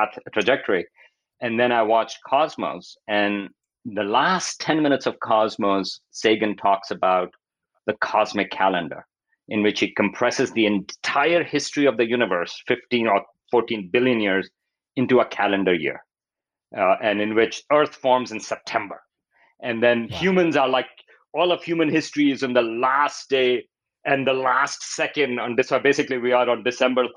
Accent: Pakistan; moved away; I grew up in Pakistan

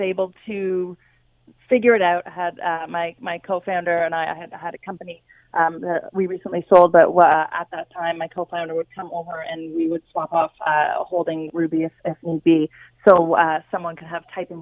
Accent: Canada; now in United States; I'm a Canadian living in America

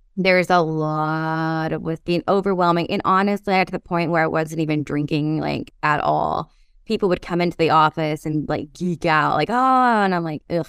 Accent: Kentucky, United States; born and raised in Kentucky

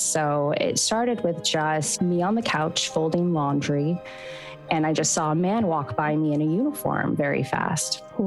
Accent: Southern California, United States; moved away as an adult; I'm from Southern California originally

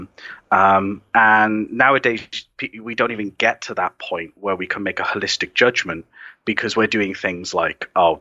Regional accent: Wales, United Kingdom; I'm the first Welsh person

